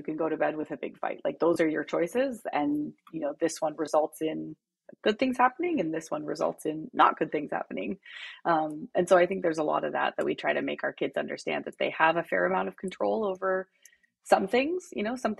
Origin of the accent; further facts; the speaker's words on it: Abbotsford, British Columbia, Canada; I'm originally from Canada. So from Abbotsford, BC, sort of Vancouver area. Big family, so 5 kids, 4 girls, 1 boy. And was raised, you know, in a really loving family